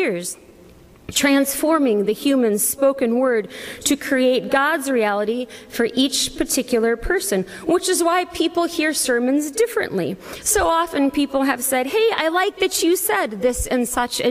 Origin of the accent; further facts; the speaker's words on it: Iowa, United States; I'm also an Iowan and an American.